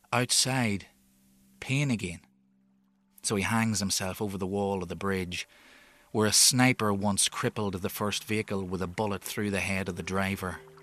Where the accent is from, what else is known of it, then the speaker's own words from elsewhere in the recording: Enniskillen, Northern Ireland, United Kingdom; I'm an author from Inniskillen